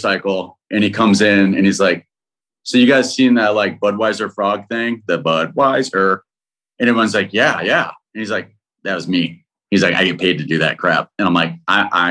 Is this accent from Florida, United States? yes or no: no; Texas, United States; also born or lived in Austin; we're two kids from Texas in the big city